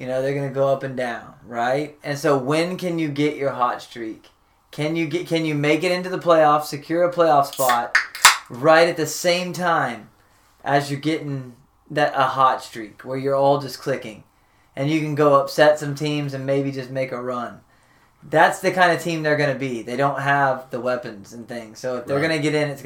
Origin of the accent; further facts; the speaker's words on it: Dallas, Texas, United States; I was born in Dallas